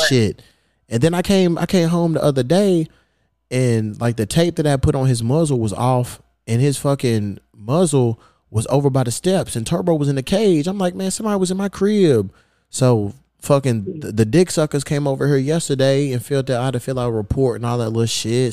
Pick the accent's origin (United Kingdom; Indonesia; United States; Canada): United States; Louisville, Kentucky; moved away as an adult; now in Los Angeles, United States; I ain't have no team growing up. You know, I'm from Louisville, Kentucky. We ain't had no pro team